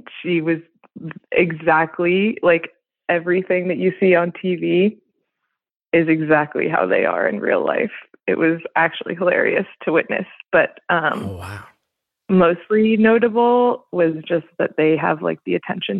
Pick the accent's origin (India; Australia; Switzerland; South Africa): Switzerland; now in United States; But yeah, I grew up in Switzerland in like a diplomatic family and pretty, you know, international and bougie. And now I live up in the mountains in Colorado out west